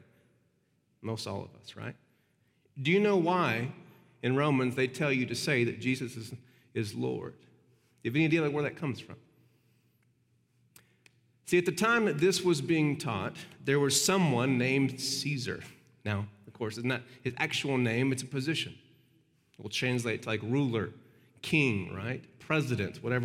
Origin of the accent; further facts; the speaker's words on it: United States; as an American